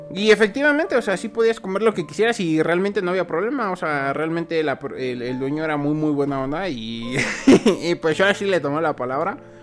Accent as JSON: {"language": "Spanish", "country": "Mexico", "said": "como buen mexicano"}